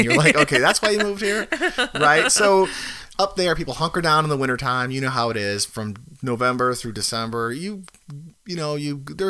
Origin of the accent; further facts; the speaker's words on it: Chicago, Illinois, United States; now in Florida, United States; I grew up in the Chicago area